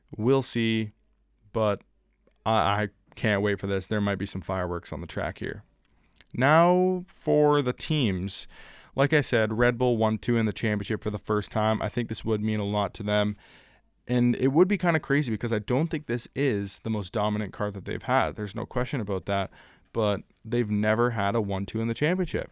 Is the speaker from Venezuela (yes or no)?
no; Canada; my home country